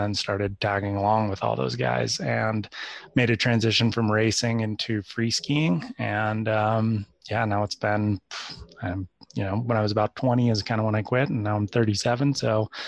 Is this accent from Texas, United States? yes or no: no; Santa Cruz, California, United States; I grew up in Santa Cruz, California